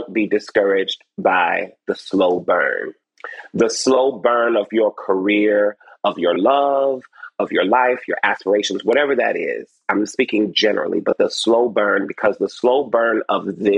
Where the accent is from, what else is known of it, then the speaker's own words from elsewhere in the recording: Detroit, Michigan, United States; I was born over on off Joy Road and Clarendon